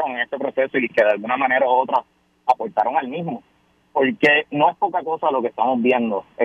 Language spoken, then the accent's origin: Spanish; Puerto Rico; como puertorriqueño, como estadista